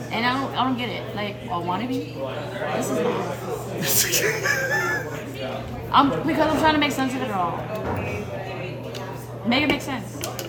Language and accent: English; New York City, New York, United States; moved away; We have a New York City tour coming up, and that's my hometown.